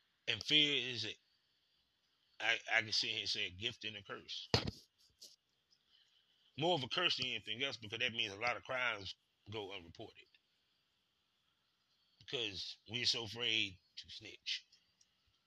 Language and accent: English; Durham, North Carolina, United States; I'm just from Durham.